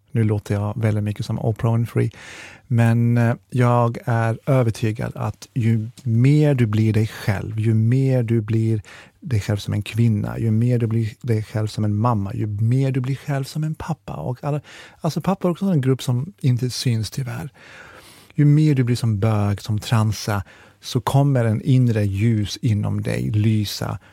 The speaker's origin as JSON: {"language": "Swedish", "town": "Jönköping", "region": "Jönköping County", "country": "Sweden", "said": "vi är från Jönköping"}